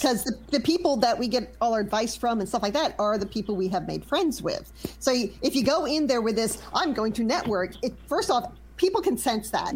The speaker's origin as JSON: {"language": "English", "region": "Louisiana", "country": "United States", "said": "I'm from Louisiana"}